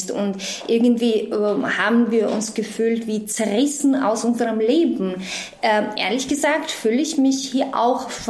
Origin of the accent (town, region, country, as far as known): Georgia; born or raised there; German is a second language; moved away as an adult; also born or lived in Austria